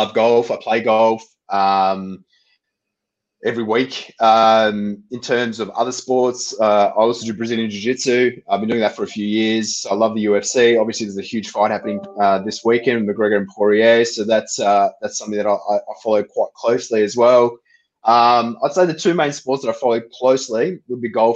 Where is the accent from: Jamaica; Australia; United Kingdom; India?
Australia